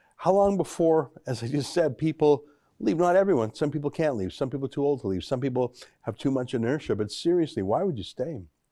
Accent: Alberta, Canada; I grew up in Alberta

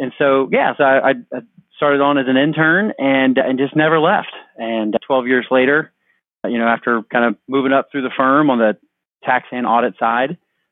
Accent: Houston, Texas, United States; I'm from Houston, grew up in town, kind of lived all over

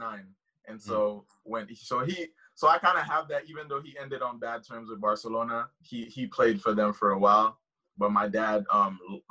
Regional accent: Haiti; now in United States; I live in the U.S., obviously, but I'm originally from Haiti.

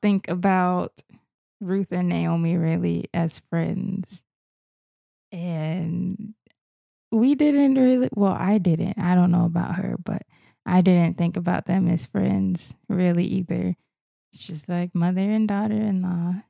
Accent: Florida, United States; I'm actually from Florida. I didn't fly here or move here from another state or another country.

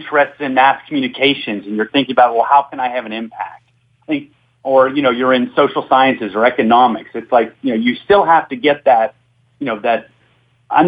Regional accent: Pittsburgh, Pennsylvania, United States; now in Louisiana, United States; being born and raised in Pittsburgh

